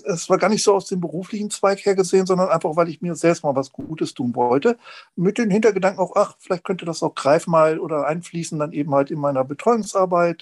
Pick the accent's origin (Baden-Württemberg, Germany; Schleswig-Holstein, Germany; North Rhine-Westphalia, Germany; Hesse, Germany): Schleswig-Holstein, Germany; Lübeck; ich komme aus Lübeck